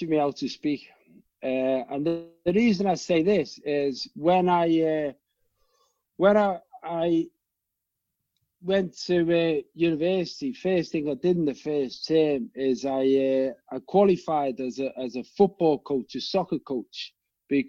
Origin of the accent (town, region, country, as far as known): Winsford, North West England, United Kingdom; born or raised there; accent: Liverpool; also born or lived in Liverpool